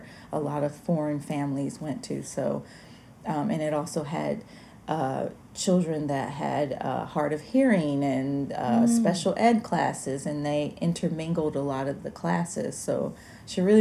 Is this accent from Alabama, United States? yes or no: yes; Alabama, United States; I grew up in Alabama